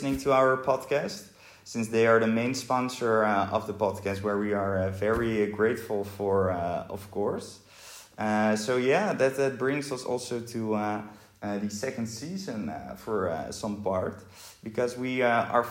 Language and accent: English; Rotterdam, South Holland, Netherlands; Rotterdam, my hometown, place where I'm born.